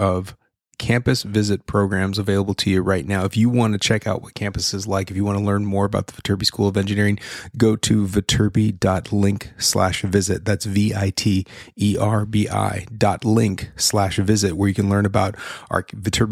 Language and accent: English; Orange County, California, United States; moved away as an adult; now in Los Angeles, United States; I'm from Orange County. I grew up in Orange County, and then I went to USC